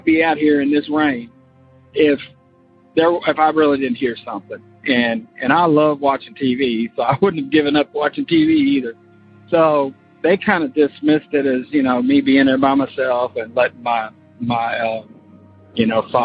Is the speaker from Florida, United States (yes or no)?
yes; Florida, United States; born or raised there; now in Kentucky, United States